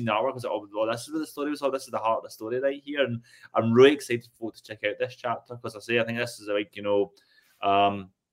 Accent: Rutherglen, Scotland, United Kingdom; that's like my hometown.

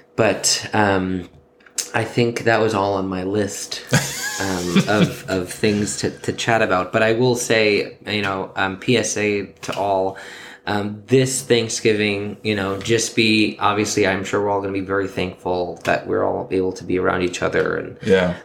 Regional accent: New York, United States; born and raised in New York.

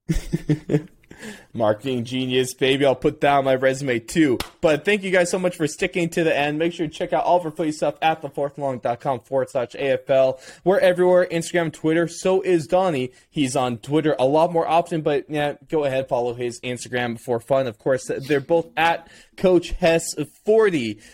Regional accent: United States; an American Aussie foot, footy fan

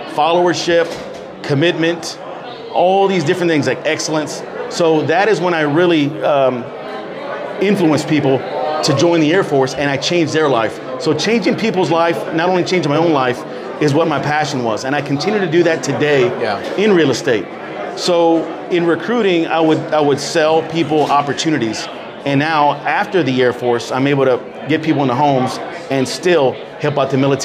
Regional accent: San Antonio, Texas, United States; I grew up here in San Antonio

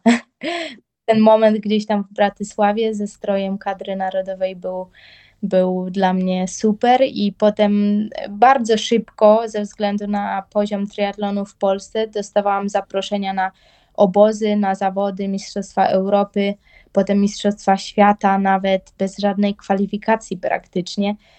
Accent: Bydgoszcz, Kuyavian-Pomeranian Voivodeship, Poland; u nas w Bydgoszczy

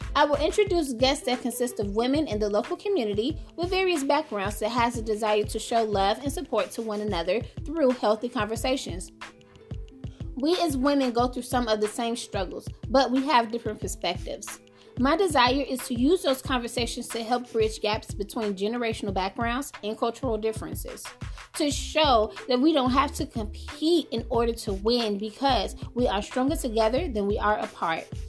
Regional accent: Chicago, Illinois, United States; moved away as an adult; now in Muncie, United States; I was born and raised in Chicago, Illinois. I currently reside in Muncie, Indiana.

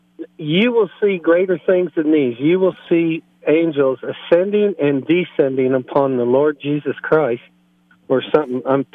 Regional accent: Texas, United States; moved away as an adult; now in Keenesburg, United States; Being a Texan myself

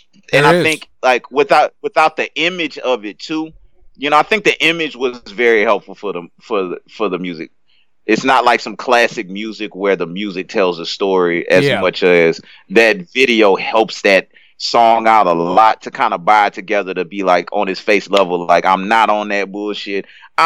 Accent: South Louisiana, United States; I grew up in South Louisiana

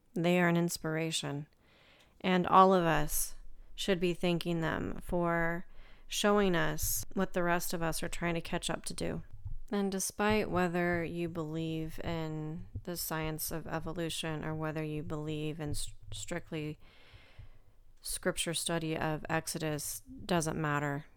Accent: United States; I'm from America

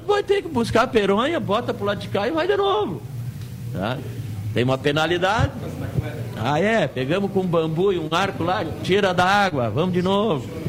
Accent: Erechim, Rio Grande do Sul, Brazil; now in Pelotas, Brazil; Eu sou natural de Erechim, mas eu moro aqui Opa. em Pelotas

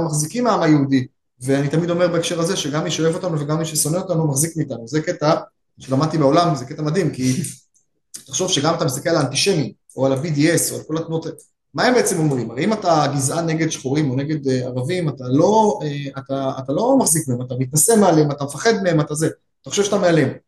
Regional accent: Israel; כישראלי וכיהודי

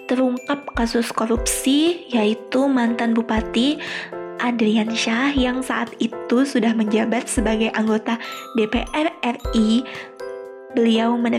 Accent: Tanah Laut, South Kalimantan, Indonesia; saya mengambil Kabupaten Tanah Laut, kabupaten saya sendiri yang berada di Kalimat di Provinsi Kalimantan Selatan.

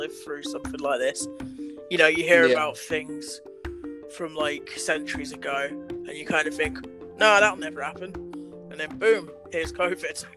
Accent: Bridlington, Yorkshire and the Humber, United Kingdom; my hometown up north in Bridlington

